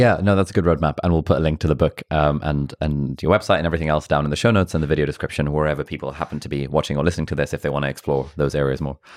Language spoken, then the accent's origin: English; Pakistan; I'm from Pakistan